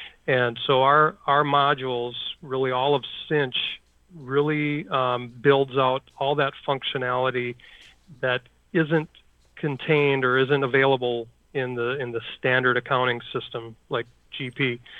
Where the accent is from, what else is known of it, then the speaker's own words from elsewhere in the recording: Marshall, Minnesota, United States; Born and raised in Minnesota, Minnesota boy, Southwest Minnesota is where I grew up, Marshall, to be exact.